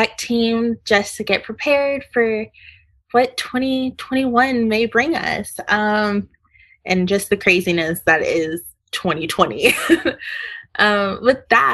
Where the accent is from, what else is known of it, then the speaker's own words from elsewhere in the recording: Keller, Texas, United States; I am a senior from Keller, Texas, doing environmental engineering